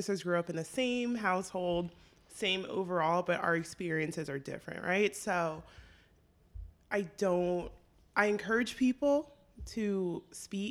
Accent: San Diego, California, United States; I grew up in San Diego

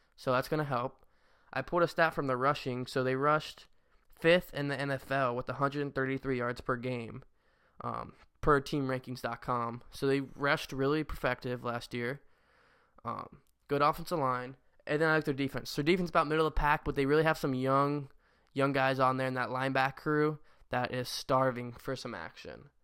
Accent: Cincinnati, Ohio, United States; I still love my hometown team, the Cincinnati Bengals

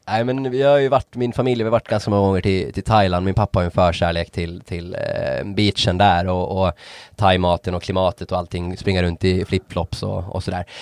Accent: Åland Islands; jag hade lite bättre accent trots att jag är från Åland

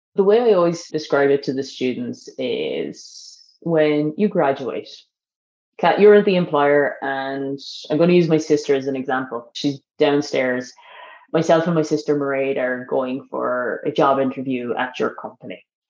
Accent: Ireland; as Irish

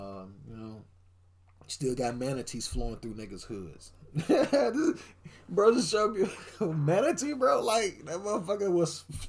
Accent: Chicago, Illinois, United States; moved away; I'm a up north ass nigga. I'm a up north ass nigga. I was born and raised in Chicago, and goddamn it, never seen a fucking tornado in person.

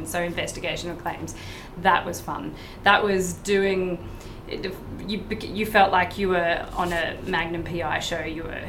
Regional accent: Brisbane, Queensland, Australia; now in Gold Coast, Australia; I grew up in Brisbane

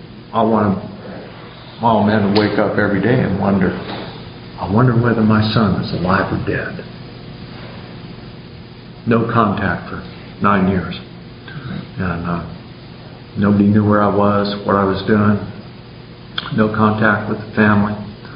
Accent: San Diego, California, United States; I grew up in San Diego and got sober in AA in San Diego, low these many years ago.

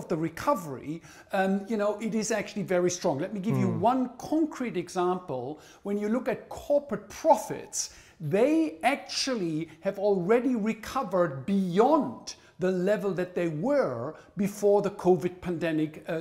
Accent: Germany; moved away as an adult; also born or lived in United States; now in Japan; I'm originally from Germany, educated in the United States, and I have been stuck in Japan since 1985.

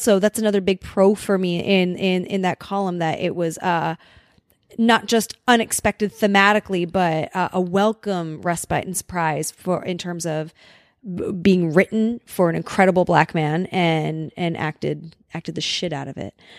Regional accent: Los Angeles, California, United States; having grown up, grown up in Los Angeles or in the suburbs of L A, we are somewhat segregated out here

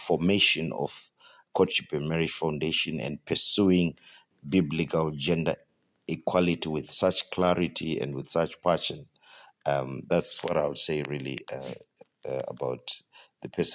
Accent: Zimbabwe; I'm from Zimbabwe

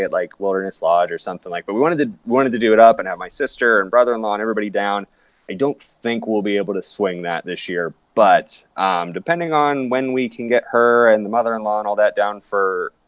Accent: Midwest, United States; moved away; growing up, as a Midwesterner

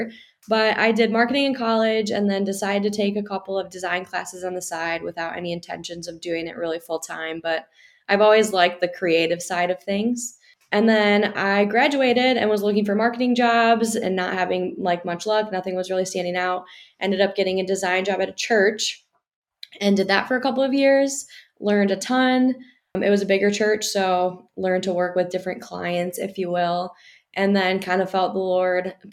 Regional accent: Wisconsin, United States; moved away as an adult; now in Michigan, United States; I'm from Wisconsin, so I've always been in the Midwest, but I came here for college

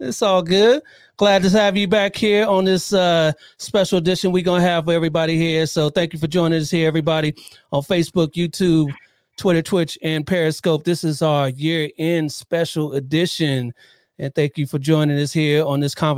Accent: Columbus, Ohio, United States; now in Southern California, United States; I'm originally from Columbus, Ohio

